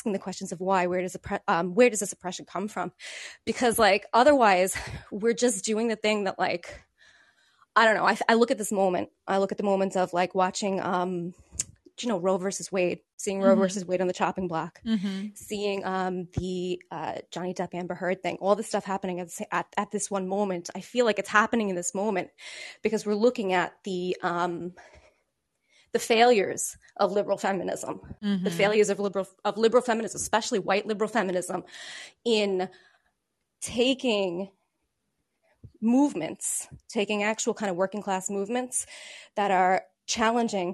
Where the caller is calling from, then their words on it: Ireland; I'm calling you from Ireland